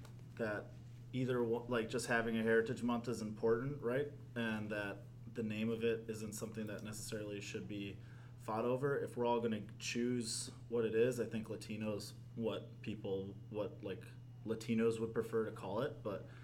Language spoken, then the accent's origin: English; Minnesota, United States; both from Uruguay in South America. They immigrated here in the 70s, and I grew up here in Minnesota, was born here.